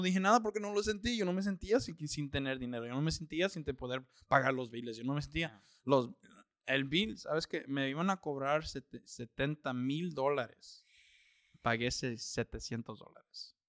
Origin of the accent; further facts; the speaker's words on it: Austin, Texas, United States; also born or lived in California; yo soy de Austin, ya tengo 31 años. Ah, he vivido ahí toda mi vida. Realmente, bueno, yo nací en California.